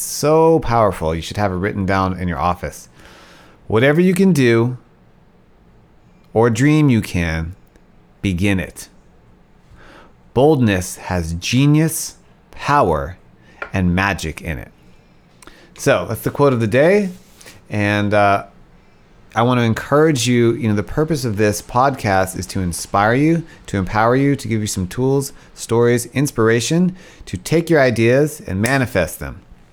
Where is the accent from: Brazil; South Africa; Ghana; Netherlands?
South Africa; I was born in South Africa